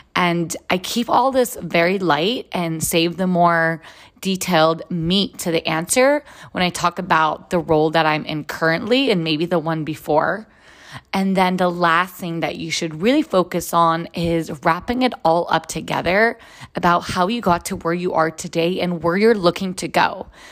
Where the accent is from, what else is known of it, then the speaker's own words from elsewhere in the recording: Israel; moved away as an adult; now in United States; I am originally from Israel. I was born and raised there and then lived in the United States for the last 16 years.